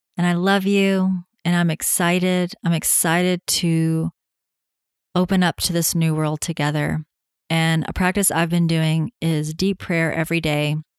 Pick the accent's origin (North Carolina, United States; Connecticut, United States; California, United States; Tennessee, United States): Tennessee, United States; being home in my home state of Tennessee